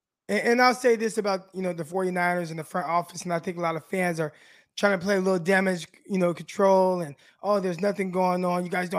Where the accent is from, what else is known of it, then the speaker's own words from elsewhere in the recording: California, United States; now in Arkansas, United States; I'm from Cali. I'm from California.